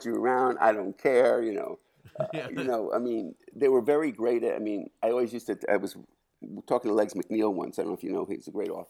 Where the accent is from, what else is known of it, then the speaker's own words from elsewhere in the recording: New York City, New York, United States; We all, because we're all from Forest Hills